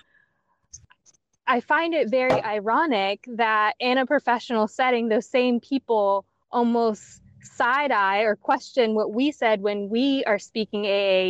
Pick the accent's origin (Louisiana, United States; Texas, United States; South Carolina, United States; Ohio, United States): South Carolina, United States; I'm from South Carolina.